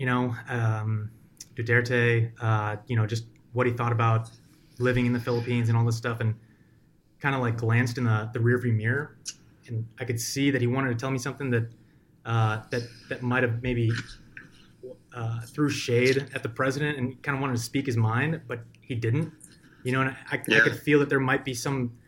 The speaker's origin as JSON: {"language": "English", "country": "United States", "said": "I'm an American"}